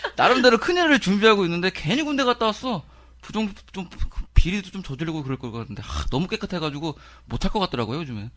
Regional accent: Seoul, South Korea; 제가 이제 서대문에서 태어나고 자랐기 때문에

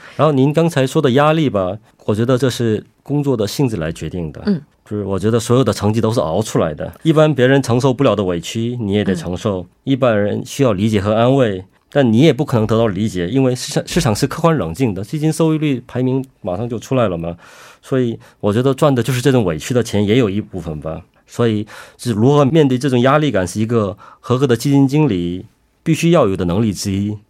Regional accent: China; now in South Korea; 虽然我是中国人

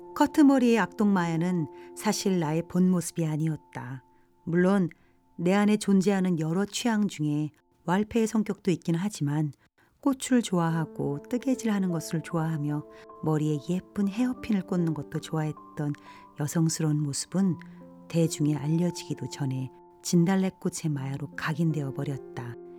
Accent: South Korea; 나는 한국 사람이며 한국에 살고 있는데

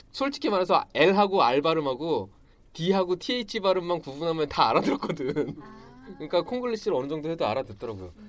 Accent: Daegu, South Korea; 저는 대구 사람. 대구 사람.

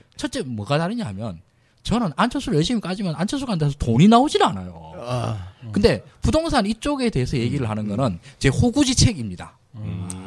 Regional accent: Daegu, South Korea; moved away; 저 이제 대구 출신인데 대구 아버지 어머니 사시는데

